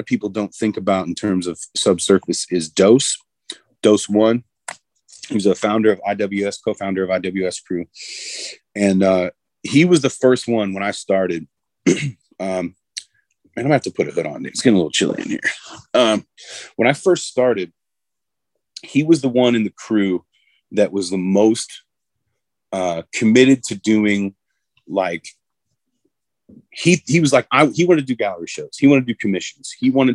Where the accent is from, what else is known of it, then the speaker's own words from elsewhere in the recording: Indianapolis, Indiana, United States; I'm from Indianapolis